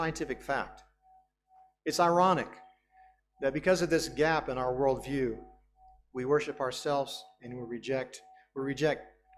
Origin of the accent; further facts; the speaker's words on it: United States; As a Western person, as an American, I grew up with this worldview